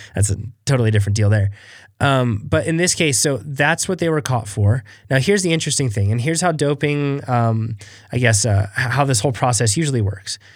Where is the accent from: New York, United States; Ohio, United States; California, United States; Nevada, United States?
Nevada, United States; Reno; we're from Reno